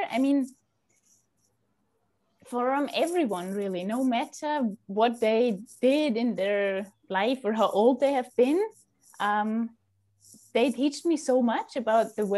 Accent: Salzburg, Austria; also born or lived in Vienna / Madrid; I grew up in Austria. I was born here in Salzburg, and I went to school here

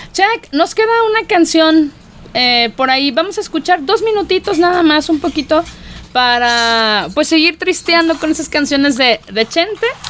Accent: Mexico; somos los mexicanos

